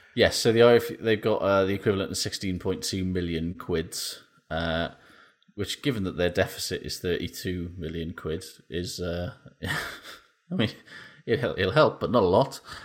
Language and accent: English; Welsh, Wales, United Kingdom; I'm Welsh